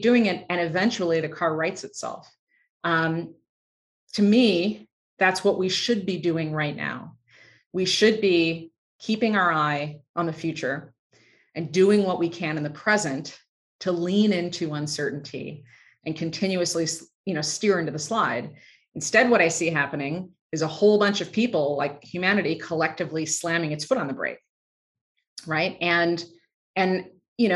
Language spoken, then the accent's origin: English; just outside of Chicago, Illinois, United States; I grew up just outside of Chicago